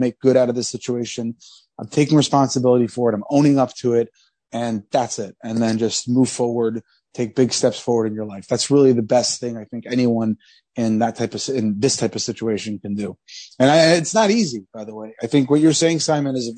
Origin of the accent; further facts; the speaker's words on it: Columbus, Ohio, United States; we grew up in Columbus, Ohio.